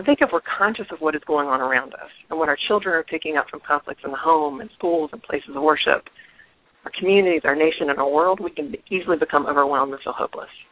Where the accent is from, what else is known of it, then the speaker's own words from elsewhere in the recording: North Carolina, United States; I grew up in North Carolina